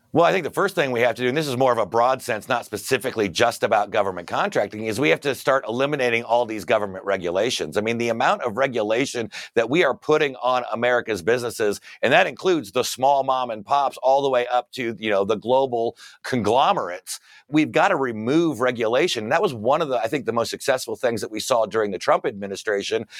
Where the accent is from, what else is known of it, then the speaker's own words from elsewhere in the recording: Fort Wayne, Indiana, United States; there was a public high school in my hometown of Fort Wayne, Indiana